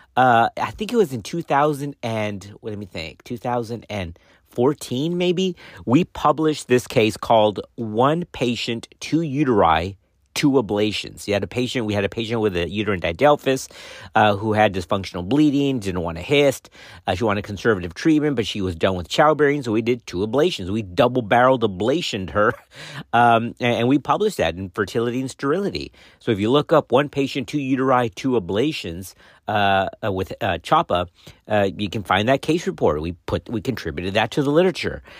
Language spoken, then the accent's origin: English; Texas, United States; my home state of Texas